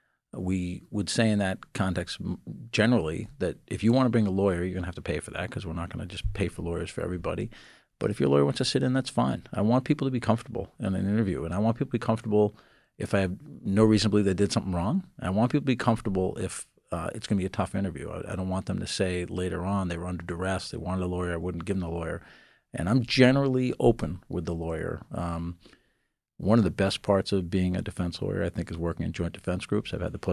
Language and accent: English; Boston, Massachusetts, United States; I was born and raised in the Boston area, and I practice a lot in Boston.